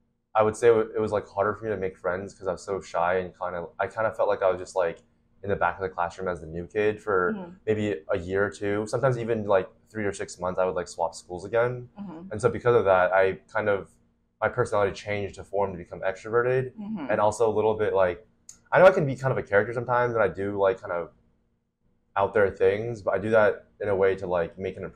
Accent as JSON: {"language": "English", "region": "Florida", "country": "United States", "tie": "born or raised there", "also_born_or_lived": "Utah / Shanghai, China / Boston", "said": "So I was born in Utah. I stayed there until I was 7, and then I moved to Florida until I was 10, and then I was in Shanghai, China from 10 to 16."}